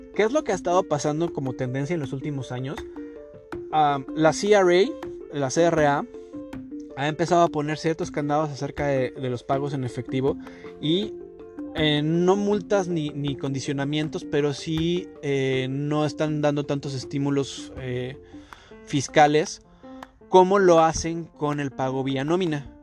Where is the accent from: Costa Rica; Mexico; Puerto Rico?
Mexico; now in Toronto, Canada; nosotros como mexicanos